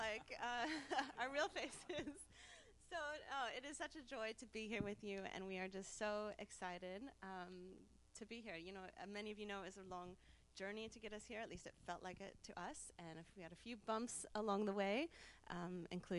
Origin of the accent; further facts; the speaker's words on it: South Bend, Indiana, United States; moved away; I'm from Northern Indiana, so maybe not Midwest, what some people say, but Northern Indiana, South Bend area, home of Notre Dame, our one claim to fame. And I grew up in the church